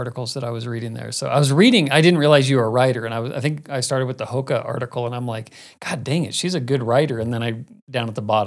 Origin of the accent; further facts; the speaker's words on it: Phoenix, Arizona, United States; growing up in Phoenix, like Camelback Mountain, South